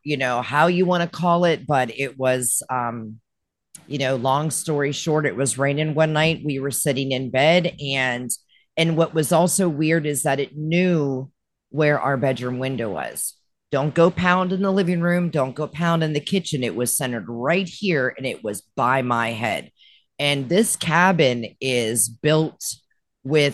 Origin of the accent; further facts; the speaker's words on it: Western Pennsylvania, United States; also born or lived in Florida; now in Tennessee, United States; I was born and raised in Western Pennsylvania. No stoplight in our town.